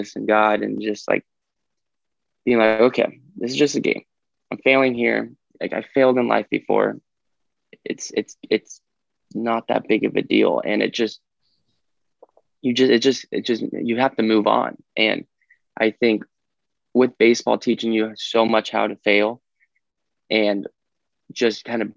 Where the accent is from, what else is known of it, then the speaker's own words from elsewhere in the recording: Fresno, California, United States; I'm from Fresno, California